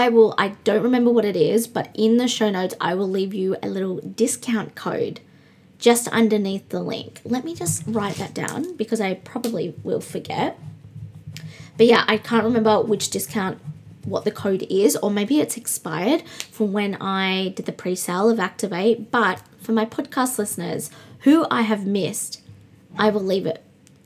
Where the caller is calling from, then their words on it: Brisbane, Queensland, Australia; also born or lived in Perth; I'm recording from Brisbane, the other side of Australia. If you're just joining me, I lived in Perth and I have now been in Brisbane nearly a month and a few days.